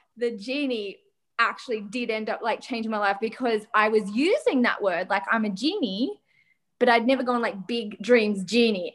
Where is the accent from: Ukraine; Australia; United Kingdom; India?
Australia; We're Aussie lappers